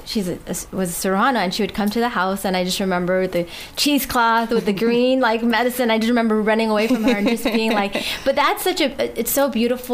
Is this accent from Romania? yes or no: no; Guam; moved away; also born or lived in United States; I was born and raised on Guam, but left from it for about 15 years, and out in the States